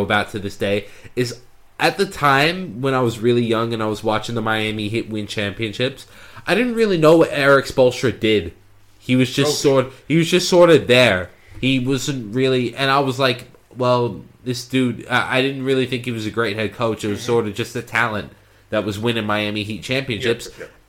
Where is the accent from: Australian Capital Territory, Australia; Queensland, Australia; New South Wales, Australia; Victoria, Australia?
New South Wales, Australia; Sydney; moved away; I was born in Sydney, Australia